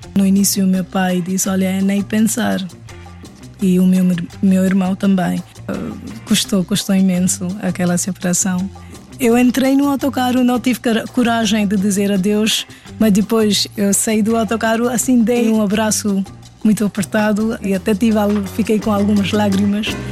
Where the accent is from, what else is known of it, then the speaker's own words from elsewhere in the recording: Delhi, India; Portuguese is a second language; moved away as an adult; now in Portugal; eu sou indiana. Eu sou da Delhi, Índia.